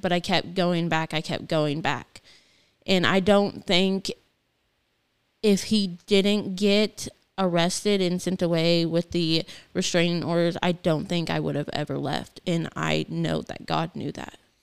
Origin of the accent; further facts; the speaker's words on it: Gilman, United States; I grew up in Gilman